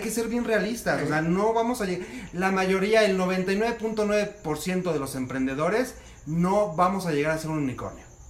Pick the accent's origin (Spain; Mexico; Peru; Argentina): Mexico; como los mexicanos lo hacemos